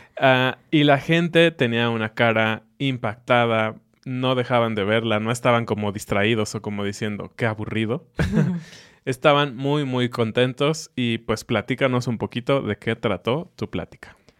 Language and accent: Spanish; Mexico; nosotros que somos mexicanos